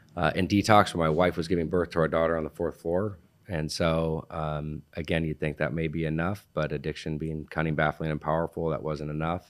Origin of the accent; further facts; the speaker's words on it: Laguna Beach, California, United States; born and raised in Laguna Beach